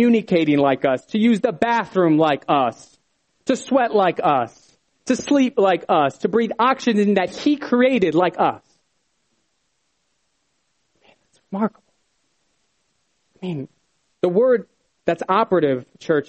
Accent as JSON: {"language": "English", "town": "Bethlehem", "region": "Pennsylvania", "country": "United States", "moved": "yes", "said": "I was originally from Bethlehem"}